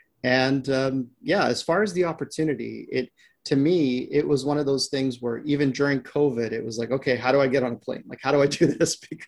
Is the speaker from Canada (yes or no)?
yes; Canada; So both, my partner and I were both Canadians.